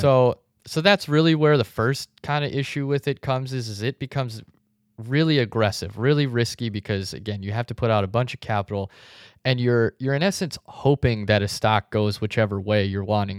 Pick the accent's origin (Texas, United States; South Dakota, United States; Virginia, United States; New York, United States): South Dakota, United States; also born or lived in Chicago; now in Arizona, United States; I grew up in South Dakota, and since moving to Arizona